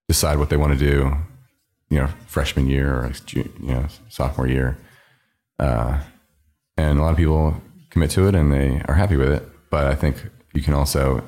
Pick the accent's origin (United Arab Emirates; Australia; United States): United States; Philadelphia, Pennsylvania; now in New York, United States; I grew up outside of Philadelphia, suburbs, oldest son to Jewish doctors